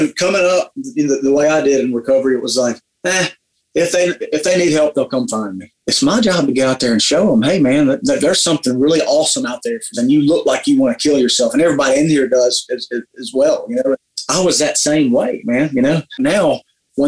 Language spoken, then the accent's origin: English; Bible Belt, Southeastern United States, United States; I grew up in the Bible Belt, right? And so things are a little bit different here in southeastern United States